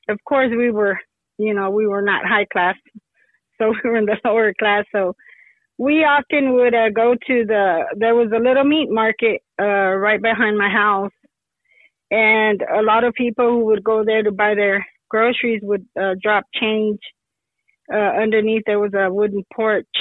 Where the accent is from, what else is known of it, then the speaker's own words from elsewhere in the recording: Lovington, New Mexico, United States; now in Hobbs, United States; right now I live in Hobbs, New Mexico, which is about 30 miles out of Lovington, New Mexico, where I was born and raised